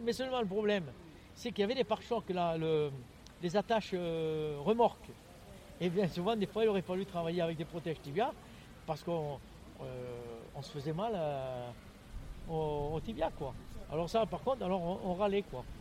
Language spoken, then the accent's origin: French; Lens, Hauts-de-France, France; now in Toulouse, France; je suis né à Lens dans le Pas-de-Calais